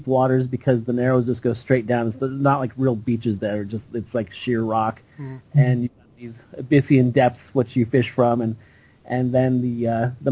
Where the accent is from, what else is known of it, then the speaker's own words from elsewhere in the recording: Ketchikan, Alaska, United States; now in Seattle, United States; growing up in Alaska, in Ketchikan, Alaska